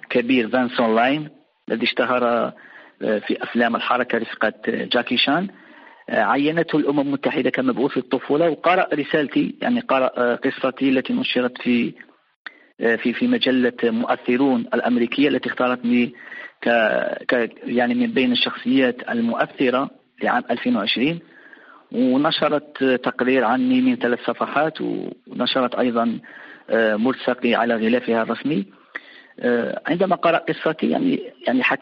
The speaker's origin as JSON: {"language": "Arabic", "town": "Ain Tedeles", "region": "Mostaganem Province", "country": "Algeria", "tie": "born or raised there", "said": "الكثير راح من ابناء يعني من ابناء مدينتي وفي الوسط العائلي في هنا في مدينه عين تدلس"}